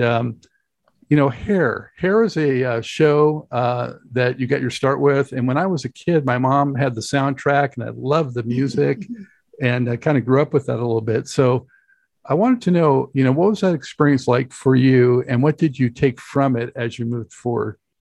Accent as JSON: {"language": "English", "town": "Santa Monica", "region": "California", "country": "United States", "tie": "born or raised there", "said": "I'm from Los Angeles originally, so I know that area very well. Uh, grew up in Santa Monica"}